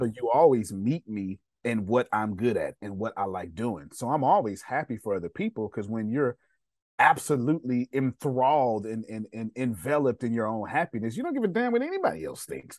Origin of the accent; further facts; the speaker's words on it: Texas, United States; I failed the fifth grade, and I failed the sixth grade back to back in Texas. I'm from Texas